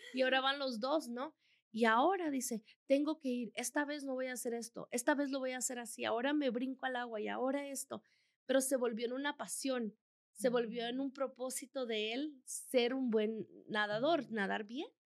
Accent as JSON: {"language": "Spanish", "country": "El Salvador", "also_born_or_lived": "Chihuahua, Mexico", "moved": "yes", "lives_now": "Colorado, United States", "said": "Yo soy salvadoreña, por cierto, pero con corazón mexicano y más chihuahuense"}